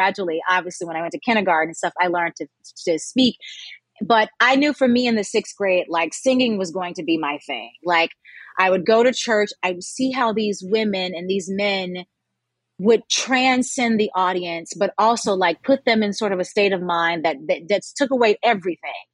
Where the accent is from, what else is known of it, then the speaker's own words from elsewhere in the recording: Memphis, Tennessee, United States; I was raised in Memphis